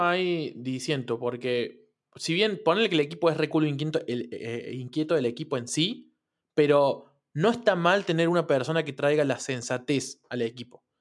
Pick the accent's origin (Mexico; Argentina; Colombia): Argentina; acá en Argentina que comemos mucha carne